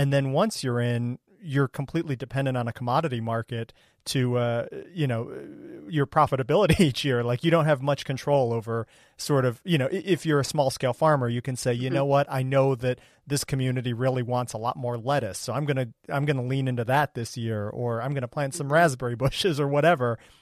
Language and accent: English; Ohio, United States; I grew up in Ohio